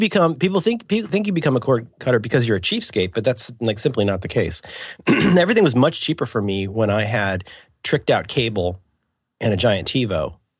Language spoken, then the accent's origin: English; Cincinnati, Ohio, United States; growing up in Cincinnati